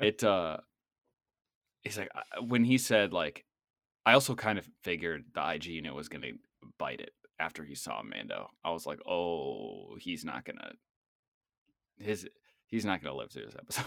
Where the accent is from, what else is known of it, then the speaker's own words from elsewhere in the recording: Boston, Massachusetts, United States; accent: Boston; my Boston accent